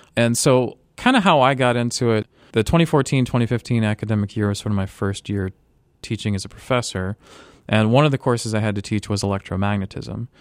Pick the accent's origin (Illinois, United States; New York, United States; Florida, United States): Florida, United States; Tampa; I grew up in Florida near Tampa